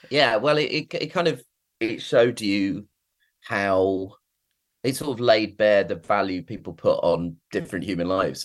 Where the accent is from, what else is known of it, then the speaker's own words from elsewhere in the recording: United Kingdom; I am British and was born in Britain